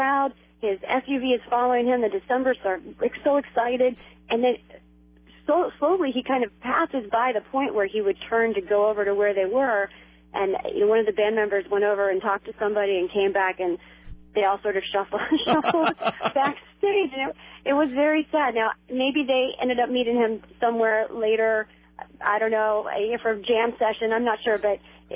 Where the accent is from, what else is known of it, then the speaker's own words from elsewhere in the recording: Washington, District of Columbia, United States; I'm from Washington, D.C.